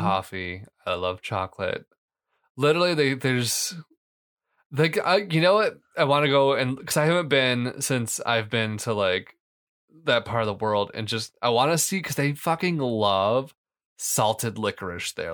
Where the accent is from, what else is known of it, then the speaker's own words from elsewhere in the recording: Canton, United States; I grew up in Canton